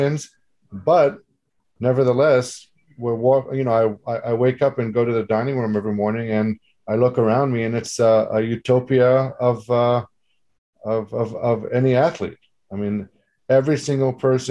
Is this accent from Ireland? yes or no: no; Israel; moved away; growing up in Israel